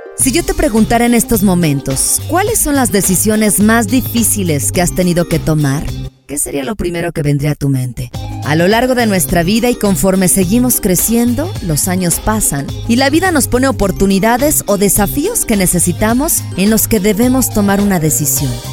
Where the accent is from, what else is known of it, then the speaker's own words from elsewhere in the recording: León, Guanajuato, Mexico; moved away; allá en mi bonito León, Guanajuato